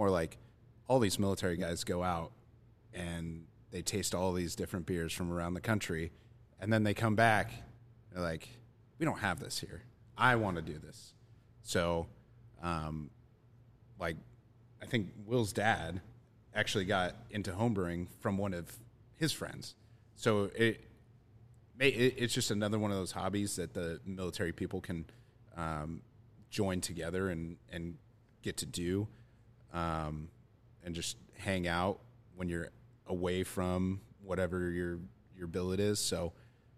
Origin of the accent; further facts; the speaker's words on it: Kearney, Nebraska, United States; also born or lived in Virginia / Lincoln, Nebraska; I grew up in Kearney, and I knew once I left the Navy, I was going to move back here